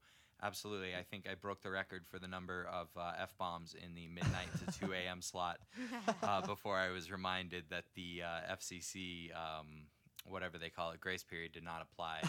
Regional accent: Denver, Colorado, United States; also born or lived in Boston, Massachusetts; been a Denver resident or Colorado resident pretty much my entire life.

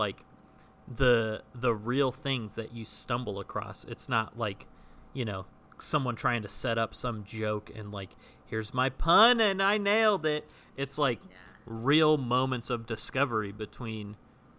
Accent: Northern California, United States; now in Burbank, United States; I now live in Southern California, and I'm from Northern California originally

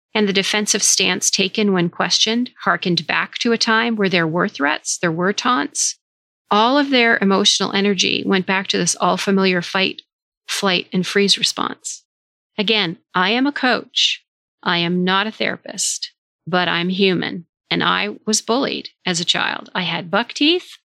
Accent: Vermont, United States; Vermont, my home state in the US

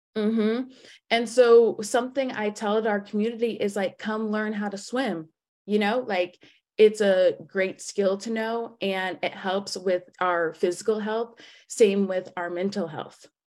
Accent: Atlanta, Georgia, United States; I'm from Atlanta, Georgia

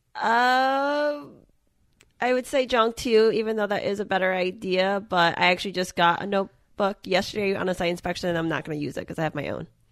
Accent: Massachusetts, United States; I'm from Massachusetts

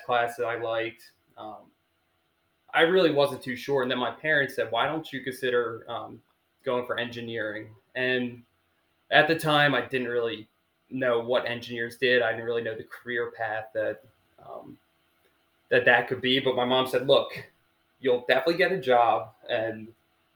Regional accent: Havertown, Pennsylvania, United States; I'm from Havertown, a little west of Philadelphia.

